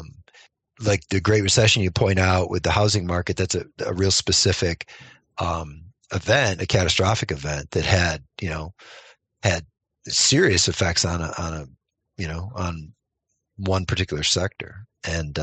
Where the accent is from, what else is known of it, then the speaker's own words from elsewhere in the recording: New York, United States; moved away; my home state of New York